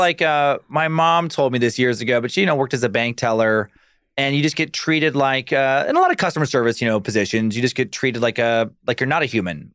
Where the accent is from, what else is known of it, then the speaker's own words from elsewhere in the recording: Riggins, Idaho, United States; also born or lived in Alaska; when I was born in Riggins, we went to Alaska for a while, followed my dad's work